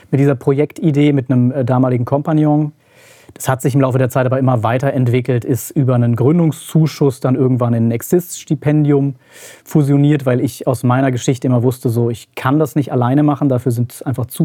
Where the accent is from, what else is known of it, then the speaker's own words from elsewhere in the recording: Hesse, Germany; now in Marburg, Germany; Ich komme eigentlich aus der Nähe von Gießen, bin der Familie wegen nach Marburg gezogen.